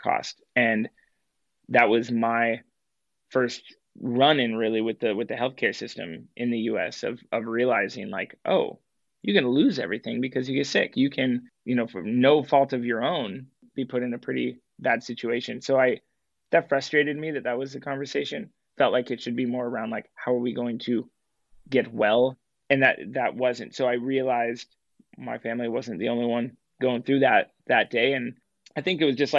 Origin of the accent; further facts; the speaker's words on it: Portland, Oregon, United States; I grew up in Portland